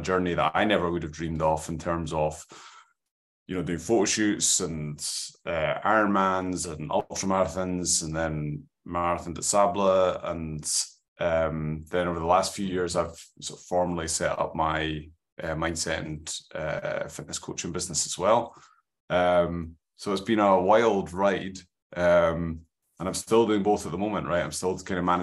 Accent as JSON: {"language": "English", "region": "Scotland", "country": "United Kingdom", "said": "Got that valley Scottish skin"}